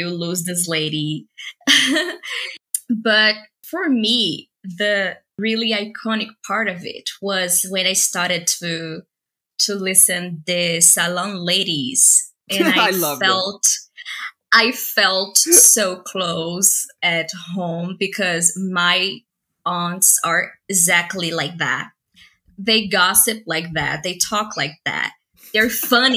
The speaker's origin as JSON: {"language": "English", "country": "Brazil", "tie": "born or raised there", "second_language": "English", "said": "I am Latina too. I was born in Brazil"}